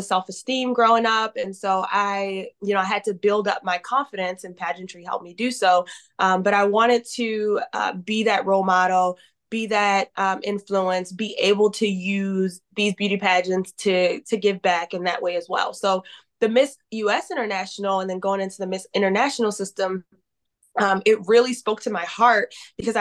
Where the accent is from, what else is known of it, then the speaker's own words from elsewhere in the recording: Baltimore, Maryland, United States; moved away as an adult; now in San Diego, United States; I am originally from Baltimore, Maryland, and I moved to San Diego, California in 2021.